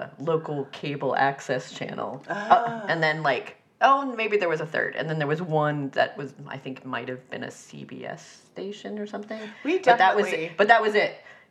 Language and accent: English; Vermont, United States; we had cable television when growing up in Vermont, because that was actually the only way to have TV.